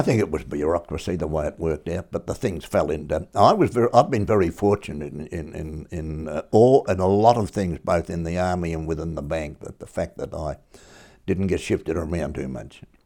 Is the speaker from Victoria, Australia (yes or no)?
yes; Melbourne, Victoria, Australia; also born or lived in Darwin; I came from Kensington, I was born at Kensington, grew up there, went into the army from there